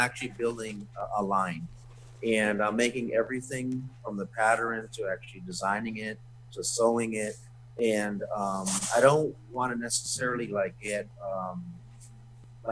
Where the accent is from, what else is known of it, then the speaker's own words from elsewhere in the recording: Arizona, United States; I'm Native American, I'm Navajo and Hopi Indian, from Native American, from Arizona